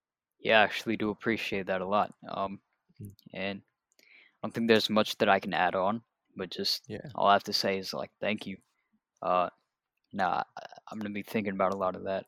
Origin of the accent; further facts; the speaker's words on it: the Bay Area, California, United States; I'm from the Bay Area, and I'm 16 years old